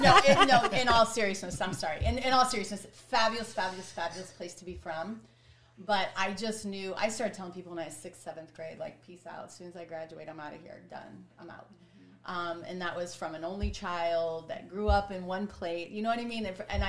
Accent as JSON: {"language": "English", "region": "Ohio", "country": "United States", "tie": "born or raised there", "also_born_or_lived": "Los Angeles", "moved": "as an adult", "said": "I was born and raised in Ohio"}